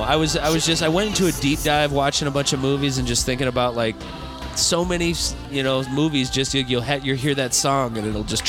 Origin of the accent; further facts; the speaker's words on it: Midwest, United States; now in Arizona, United States; I grew up in the Midwest.